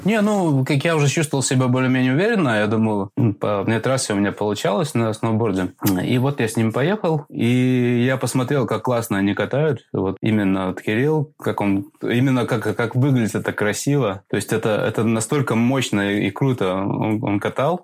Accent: Latvia; moved away as an adult; now in England, United Kingdom; я родом из Латвии. И вот я оказался в Англии

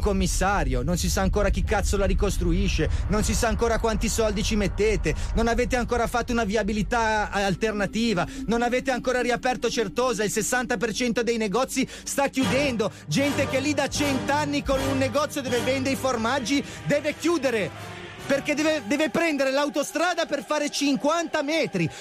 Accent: Genoa, Liguria, Italy; Io sono di Genova, mia cognata è di Genova, mio fratello è di Genova

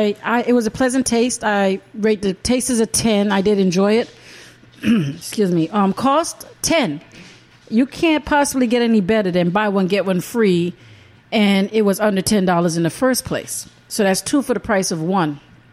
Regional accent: Jamaica; I'm from Jamaica.

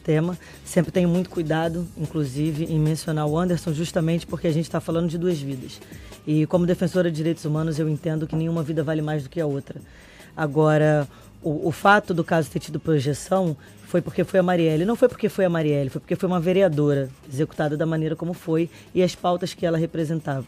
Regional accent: Brazil; enquanto brasileiro

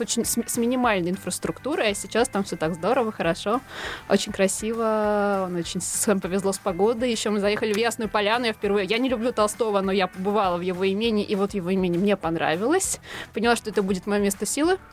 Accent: Tula, Tula Oblast, Russia; moved away; also born or lived in Moscow; Это моя малая родина. Там выросла, ну, можно сказать, достигла подросткового возраста.

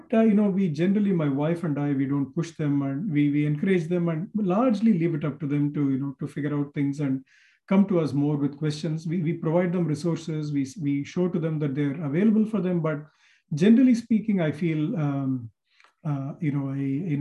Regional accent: Chennai, Tamil Nadu, India; moved away as an adult; now in United States; In my hometown of Madras, IIT Madras

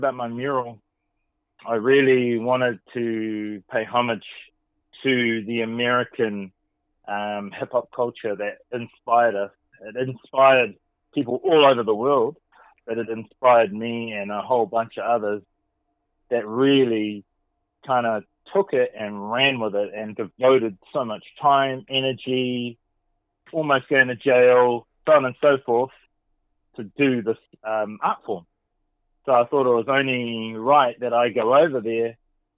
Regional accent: Gisborne, New Zealand; growing up in New Zealand, which is very far away from America

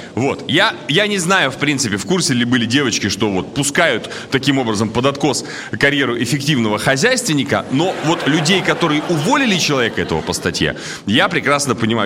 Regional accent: Surgut, Khanty-Mansi Autonomous Okrug, Russia; now in Moscow, Russia; сам я из Сургута переехал в Москву

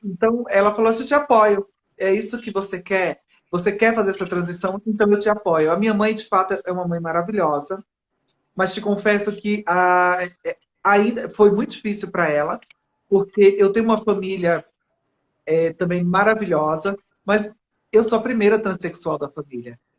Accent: Recife, Pernambuco, Brazil; now in São Paulo, Brazil; Eu comecei em Recife, eu sou pernambucana, e comecei minha, meu trabalho em Recife.

